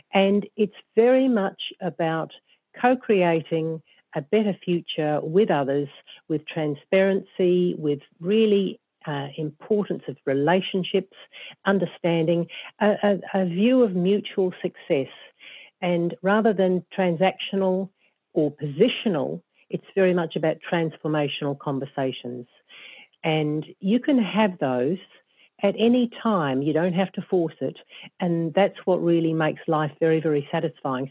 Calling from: Auckland, New Zealand; I'm phoning in from Auckland, New Zealand, and uh, my business is based uh, in Auckland.

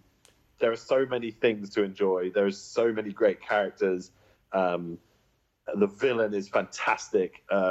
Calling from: Massachusetts, United States; I'm in Massachusetts, in my house, in my dressing gown.

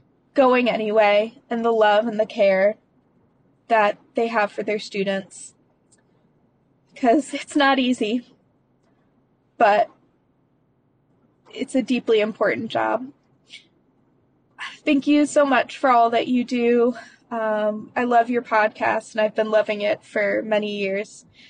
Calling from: Hillsborough, North Carolina, United States; I'm calling from Hillsboro, North Carolina.

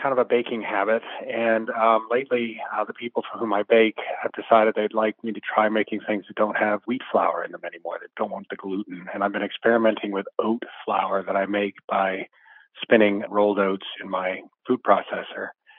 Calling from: Somerville, South Carolina, United States; I'm calling from Somerville, South Carolina.

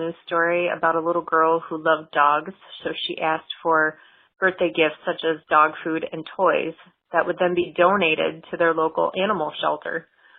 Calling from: Northport, Michigan, United States; I'm from Northport, Michigan.

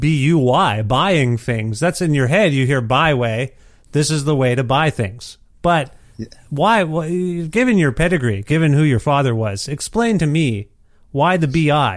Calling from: Edmonton, Alberta, Canada; moved away; That's where I'm calling you from. My family and I moved to Edmonton, Alberta in January 2020.

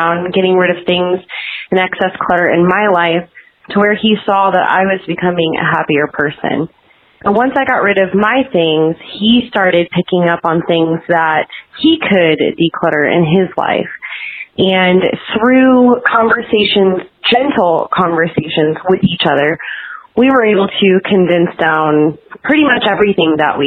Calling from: Kansas City, Missouri, United States; I'm calling from Kansas City, Missouri

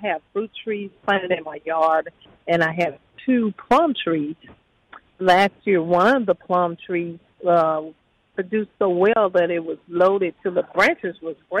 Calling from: Fayette, Mississippi, United States; Fayette, Mississippi.

